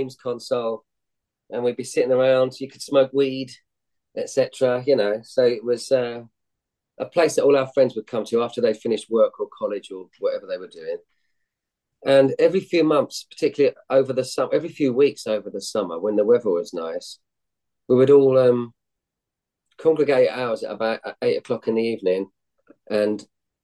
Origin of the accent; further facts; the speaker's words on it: Hounslow, London, United Kingdom; I grew up in Hounslow, which is a suburb west of London, near to Heathrow Airport.